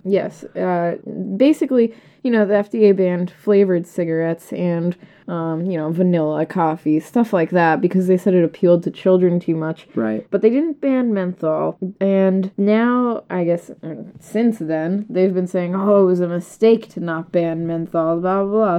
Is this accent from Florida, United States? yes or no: no; Massachusetts, United States; moved away as an adult; now in Missouri, United States; I'm originally from Massachusetts